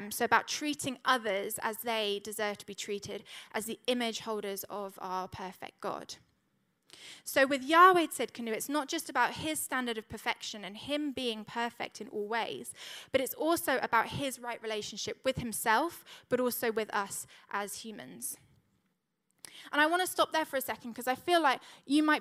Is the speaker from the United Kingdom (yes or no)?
no; Switzerland; Now, when I was growing up, we grew up in I grew up in Switzerland, and my dad was a vicar